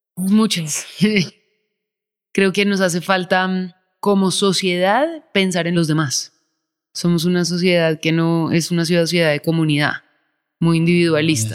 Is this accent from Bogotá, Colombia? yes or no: yes; Bogotá, Colombia; Yo soy colombiana y yo también. Cuando yo era chiquita no era tan peligroso, entonces pues sí, yo crecí afuera, en Bogotá